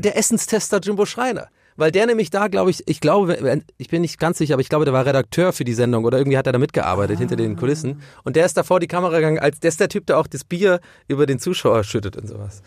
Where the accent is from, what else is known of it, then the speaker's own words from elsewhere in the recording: Germany; also born or lived in Ireland; Ich bin erst mit äh, sieben oder acht nach Deutschland äh, eingewandert